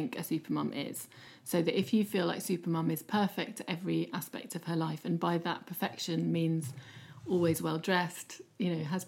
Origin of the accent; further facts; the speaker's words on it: United Kingdom; we're quite uncomfortable as British people